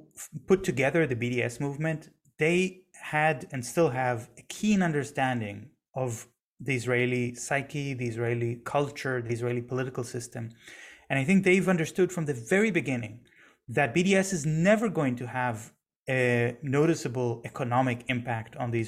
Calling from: Germany; I'm speaking from Germany right now.

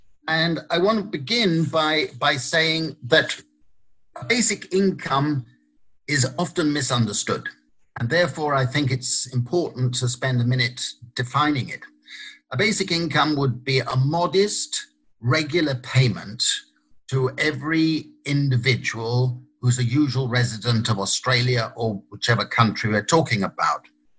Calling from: Italy; I wish I were in Sydney rather than virtually in Sydney. I'm speaking from Italy.

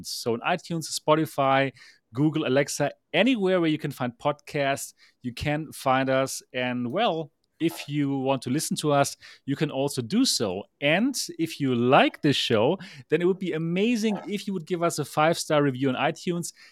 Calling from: Taipei, Taiwan; I am the founder of MRTV and the host of the Next Dimension podcast. I'm here live from Taipei, Taiwan, where it is now like four o'clock in the morning

